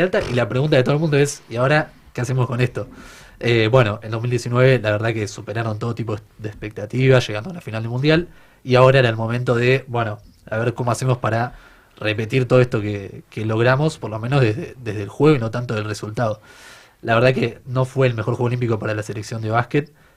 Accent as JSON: {"language": "Spanish", "country": "Argentina", "said": "como argentinos"}